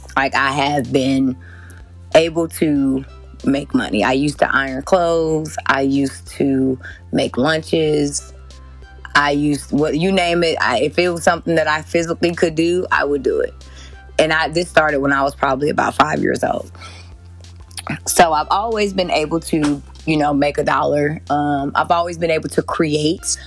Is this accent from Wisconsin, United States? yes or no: yes; Kenosha, Wisconsin, United States; I grew up in Kenosha, Wisconsin